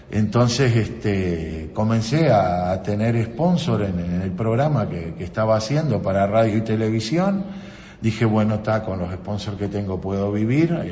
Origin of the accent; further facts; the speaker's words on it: Libertador, Argentina; born there; yo nací en Libertador y ahora, bueno, estoy al frente de FM Libertadores como un sueño